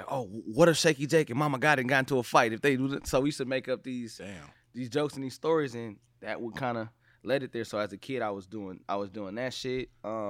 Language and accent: English; Watts, California, United States; From Watts, you know what I'm saying? I'm gonna say Watts, California to be exact.